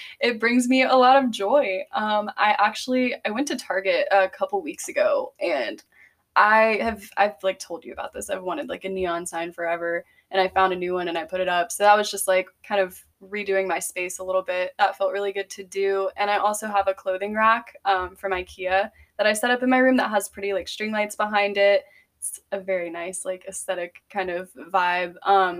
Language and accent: English; Greenville, United States; moved away; we're from Greenville